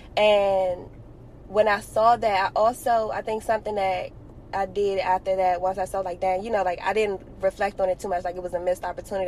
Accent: Washington, District of Columbia, United States; I happened to be born and raised in Washington, D.C., to amazing parents

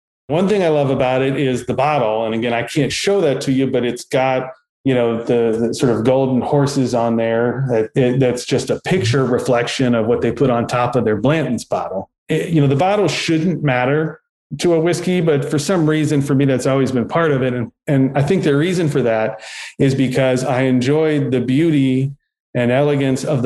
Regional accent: Danville, Kentucky, United States; I was born and raised in Danville, Kentucky, which is in Boyle County.

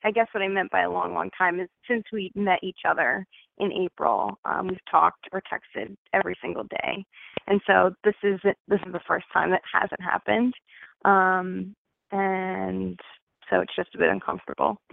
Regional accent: New Jersey, United States; now in Alabama, United States; I'm calling currently from Alabama, but I'm from New Jersey

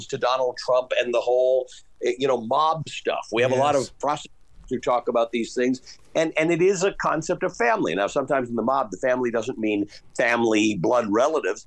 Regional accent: Canada; now in United States; I grew up in Canada

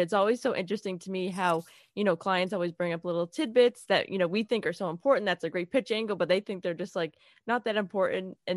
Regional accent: Worcester, Massachusetts, United States; also born or lived in New York; I'm from Massachusetts. I'm from Worcester, Massachusetts

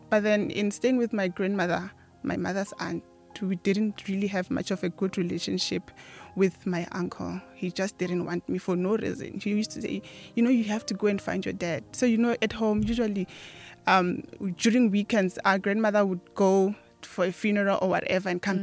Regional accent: Giyani, Limpopo, South Africa; I was born and bred in Giyani.

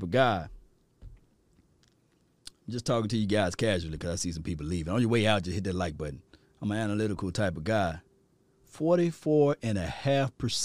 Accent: Mississippi, United States; I'm from Mississippi, so I know I don't talk like talk like you guys

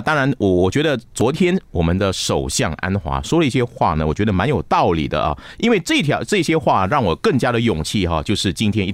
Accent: Johor Bahru, Johor, Malaysia; 我的新山，啊，我的新山，我的家乡，我的新山

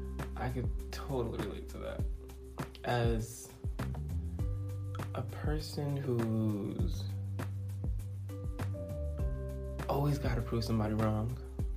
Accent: East Coast, United States; No, I am a black guy from the East Coast. I never say Boston or New York because I grew up in the East. So I'm a black guy on the East Coast who happens to love his heritage, whose dad's Dominican, mom's Haitian.

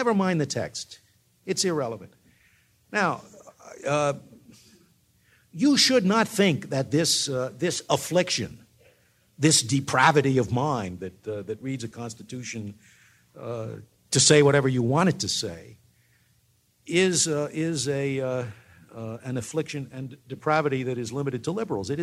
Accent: New York City, New York, United States; moved away; also born or lived in Trenton, New Jersey; I was born in Trenton, Dick, but I really grew up in New York City, in Queens

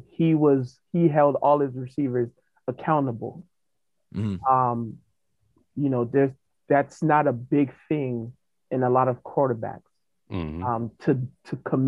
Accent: Miami, Florida, United States; I'm from Miami

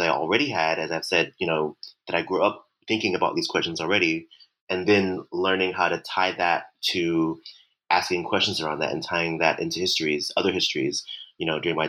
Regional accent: Ferguson, Missouri, United States; my upbringing by, growing up in Ferguson, Missouri, in a solidly working class family where we didn't have much, but we always looked good

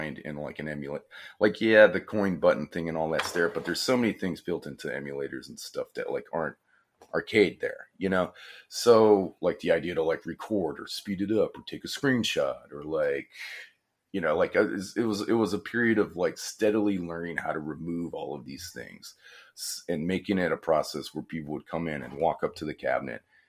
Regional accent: New Orleans, Louisiana, United States; born or raised there

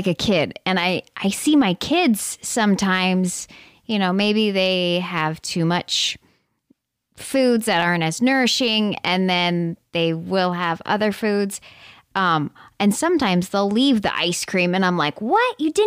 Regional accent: Midwest, United States; we're both from the Midwest

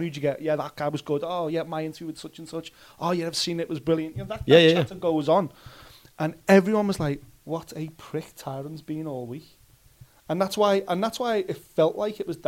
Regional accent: Liverpool, North West England, United Kingdom

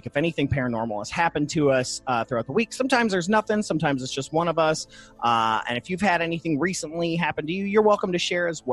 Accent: Toledo, Ohio, United States; moved away; went up to my hometown of Toledo

